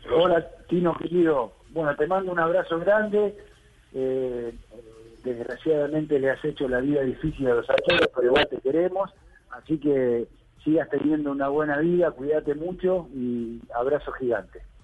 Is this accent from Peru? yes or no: no; Argentina; se hablaban muchas cosas en mi país